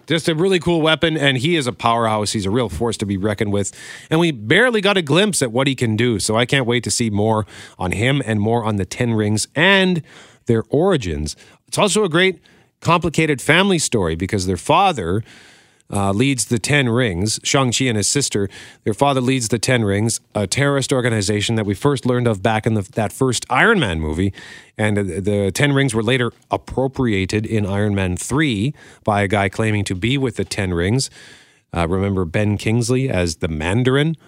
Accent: Canada; proud as a Canadian.

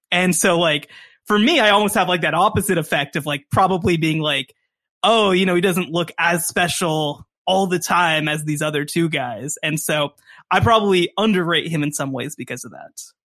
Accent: Texas, United States; being a Texan guy

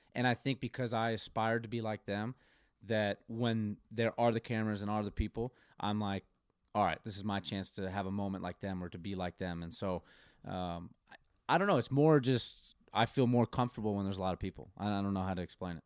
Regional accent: Colorado, United States; moved away as an adult; also born or lived in Oklahoma; growing up in Colorado

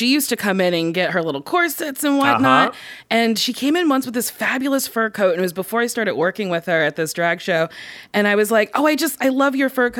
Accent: Middletown, New Jersey, United States; I grew up in Middletown, New Jersey.

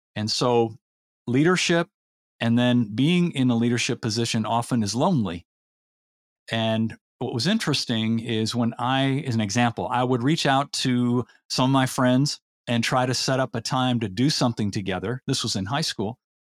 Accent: Elmhurst, Illinois, United States; also born or lived in Indiana; born and raised in the Chicago area, suburb about fifteen miles from downtown Chicago called Elmhurst

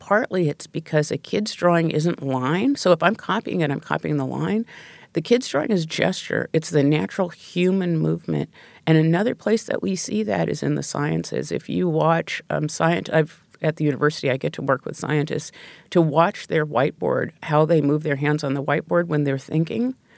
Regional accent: Pacific Northwest, United States; I grew up in the Pacific Northwest

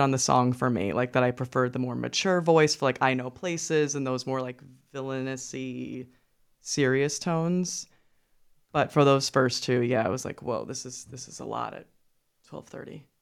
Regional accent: New York, United States; I'm from Brooklyn

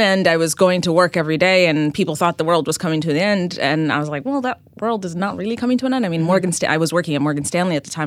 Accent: Ethiopia; moved away as an adult; also born or lived in New York City; I uh, was born and raised in Ethiopia, mm-hmm. and I ended up coming to the U.S. for college

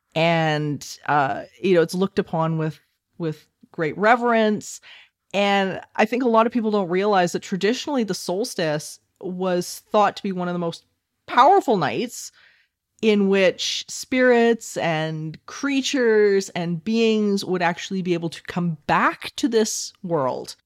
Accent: Alberta, Canada; I'm from Alberta

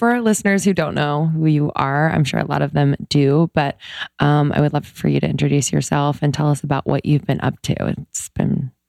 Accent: Philadelphia, Pennsylvania, United States; I'm from Philly.

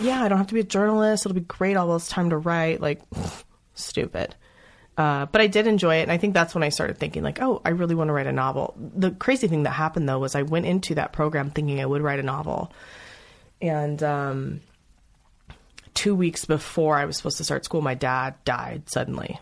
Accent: Los Angeles, California, United States; moved away as an adult; also born or lived in New York; I don't have an accent. I'm from Los Angeles

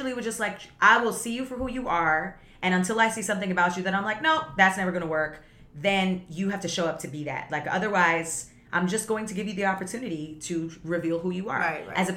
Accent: Guyana; I come from Guyana, where my family comes from Guyana

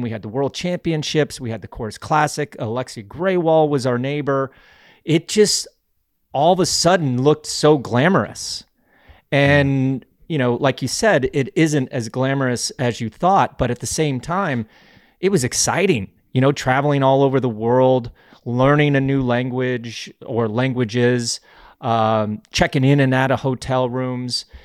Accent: Glenwood Springs, Colorado, United States; I grew up in Glenwood Springs, Colorado

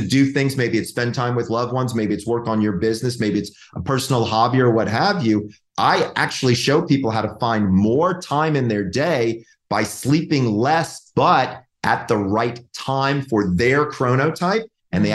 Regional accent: Georgia, United States; moved away; I'm from Georgia. Like it's like old home for me.

